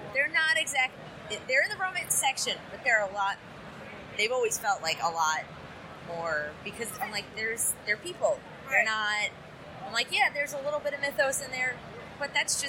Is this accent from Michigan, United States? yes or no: no; New York, United States; growing up in New York was obviously Catholic and Judaism. Those were the two things that I grew up